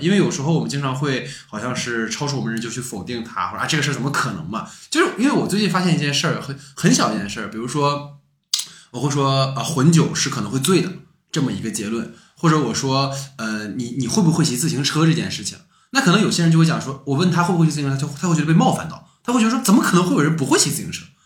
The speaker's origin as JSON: {"language": "Chinese", "town": "Dalian", "region": "Liaoning", "country": "China", "tie": "born or raised there", "said": "小时候我家附近有座山"}